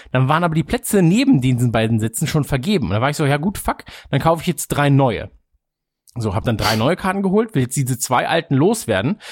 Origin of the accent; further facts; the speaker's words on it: Krefeld, North Rhine-Westphalia, Germany; now in Munich, Germany; in Krefeld, quasi in meiner Heimat